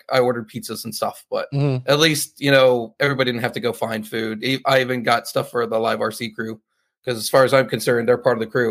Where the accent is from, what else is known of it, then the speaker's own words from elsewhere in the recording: Northern California, United States; moved away; I'm from Northern California, so it's almost like going home